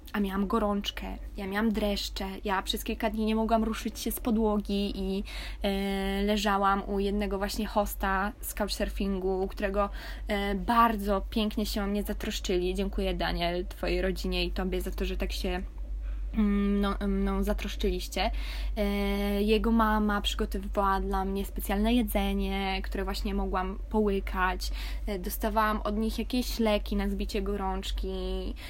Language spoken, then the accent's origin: Polish; Poland; moved away